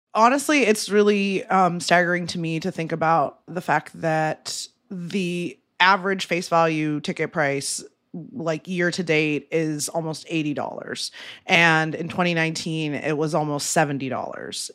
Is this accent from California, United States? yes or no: no; Ohio, United States; moved away; I'm from Ohio